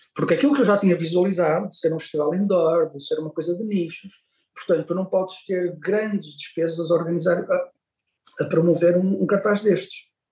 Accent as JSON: {"language": "Portuguese", "town": "Porto", "region": "Norte", "country": "Portugal", "said": "eu sim, sou do Porto, com muito orgulho, sou muito, sou, sou portuense, adoro esta cidade"}